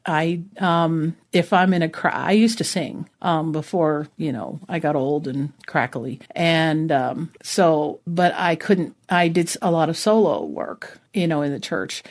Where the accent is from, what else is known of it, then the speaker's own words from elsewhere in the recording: New Jersey, United States; also born or lived in Vermont; now in Arizona, United States; I was born in New Jersey, so I'm a Jersey girl.